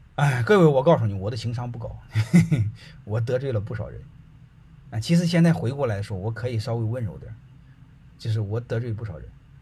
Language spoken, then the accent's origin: Chinese; China; 我们中国人